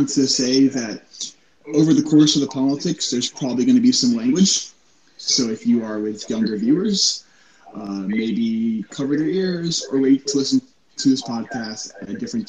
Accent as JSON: {"language": "English", "region": "Virginia", "country": "United States", "tie": "born or raised there", "said": "I'm from Virginia. Okay, that's where I was born."}